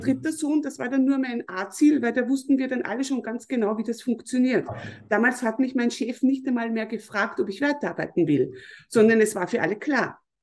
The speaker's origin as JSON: {"language": "German", "area": "Mostviertel", "region": "Lower Austria", "country": "Austria", "tie": "born or raised there", "said": "ich komme aus Österreich, ich komme aus dem Mostviertel, das ist in Niederösterreich. Mhm. Ich bin hier auf einem Bauernhof aufgewachsen"}